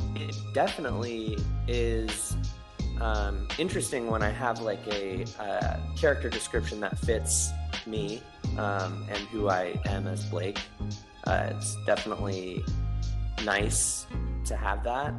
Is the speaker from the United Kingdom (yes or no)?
no; Northern California, United States; I'm from Northern California where there's a lot of like broy people